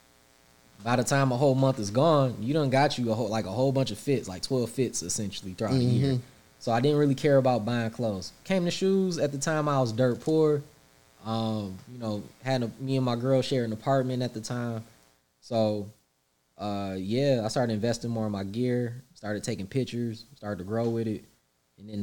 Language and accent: English; Pontiac, Michigan, United States; I'm from the hood. Like, I'm from Pontiac